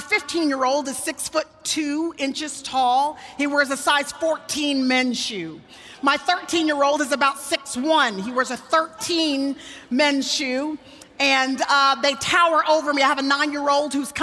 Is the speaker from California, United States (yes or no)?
no; Dallas, Texas, United States; in Dallas, Texas, which is where I still live, and where I was born and raised